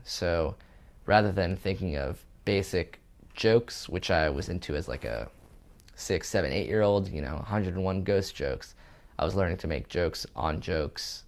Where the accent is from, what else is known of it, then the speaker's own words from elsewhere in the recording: California, United States; moved away as an adult; also born or lived in Israel; now in New York, United States; I was born in Israel, moved to California at age two, moved to New York at age twenty-two